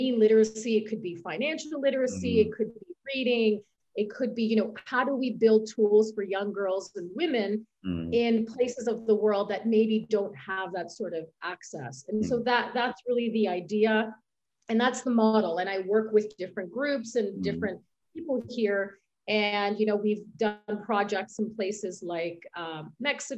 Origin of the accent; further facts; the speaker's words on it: Canada; moved away as an adult; now in Switzerland; where I'm from Canada